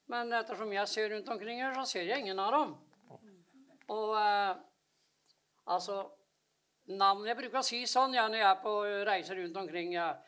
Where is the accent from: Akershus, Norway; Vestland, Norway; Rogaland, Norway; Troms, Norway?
Akershus, Norway; Nes; born there; Jeg er født i Kjerre september på Nes på Romerike.